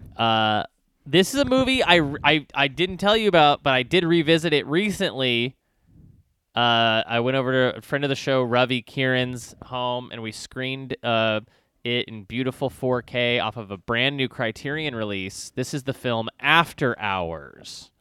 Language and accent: English; Texas, United States; I grew up in Texas